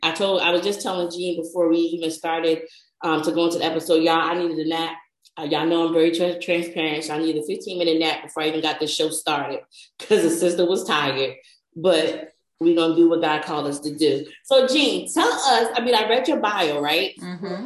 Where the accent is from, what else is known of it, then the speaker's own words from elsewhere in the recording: New Jersey, United States; I'm from New Jersey. And there used to be a main little street in our town